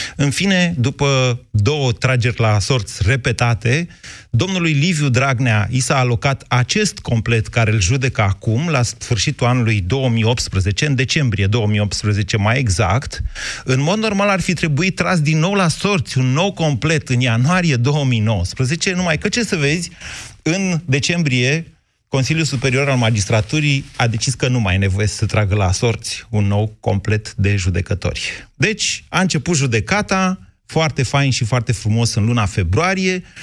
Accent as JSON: {"language": "Romanian", "town": "Drobeta-Turnu Severin", "region": "Mehedinți County", "country": "Romania", "tie": "born or raised there", "said": "eu am crescut în Severin"}